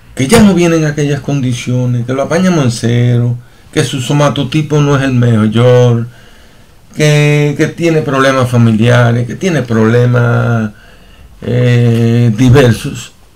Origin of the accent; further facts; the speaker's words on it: Cuba; moved away as an adult; now in Portugal; nosotros los cubanos